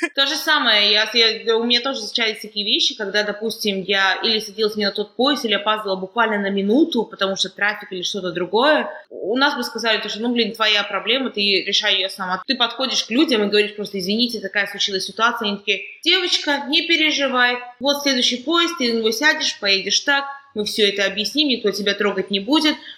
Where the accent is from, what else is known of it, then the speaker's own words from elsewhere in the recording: Kazakhstan; now in United Kingdom; я из Казахстана